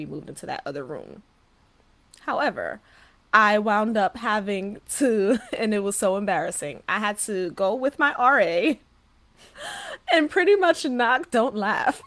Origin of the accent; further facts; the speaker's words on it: New York City, New York, United States; moved away as an adult; now in Jersey City, United States; I'm from the Bronx, born and raised, and remained for 23 years. Finally moved. I'm in Jersey City now